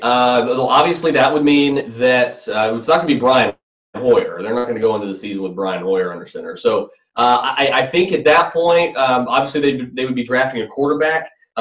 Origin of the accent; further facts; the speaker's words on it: Atlanta, Georgia, United States; my hometown Falcons.